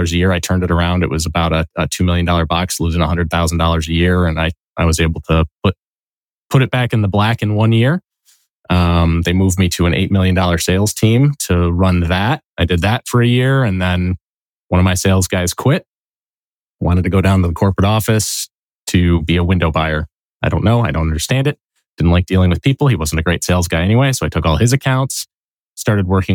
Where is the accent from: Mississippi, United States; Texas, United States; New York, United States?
New York, United States; Syracuse; moved away as an adult; also born or lived in Fayetteville, New York / Manlius, New York / Chittenango, New York; now in Rochester, United States; I actually grew up not far from here. I grew up in Syracuse, or just outside of Syracuse